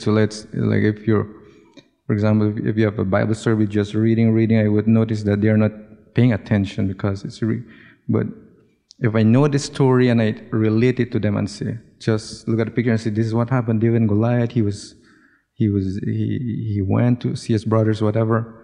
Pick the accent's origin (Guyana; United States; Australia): Guyana; moved away; I'm from South America, Guyana, South America